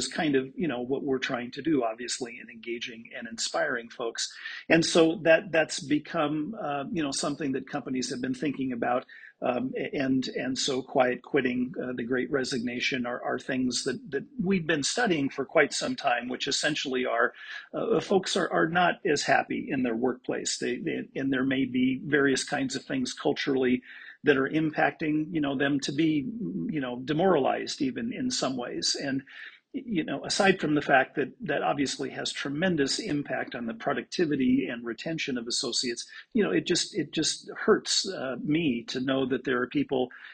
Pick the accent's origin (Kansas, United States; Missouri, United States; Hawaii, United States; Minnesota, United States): Minnesota, United States; Minneapolis; here in Minneapolis, in my hometown